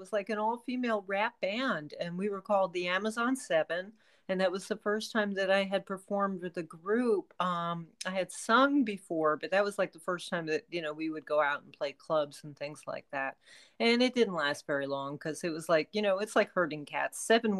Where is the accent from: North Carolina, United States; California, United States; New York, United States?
New York, United States; New York City; I'm from Brooklyn.